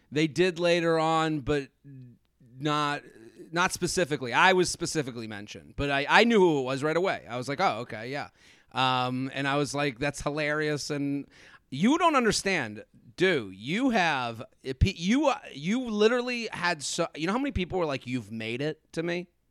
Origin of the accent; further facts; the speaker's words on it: Needham, Massachusetts, United States; moved away as an adult; now in New York, United States; I grew up, uh, in Needham, outside of Boston, and I moved